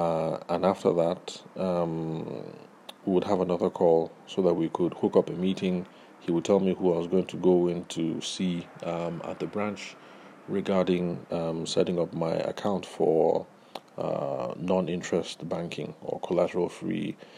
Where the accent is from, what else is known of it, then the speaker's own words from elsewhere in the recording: Delta, Nigeria; I'm from Delta State